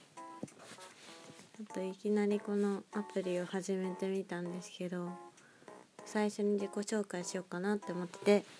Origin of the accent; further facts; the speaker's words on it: Nagoya, Aichi, Japan; moved away as an adult; now in Tokyo, Japan; 生まれも育ちも名古屋なんですけど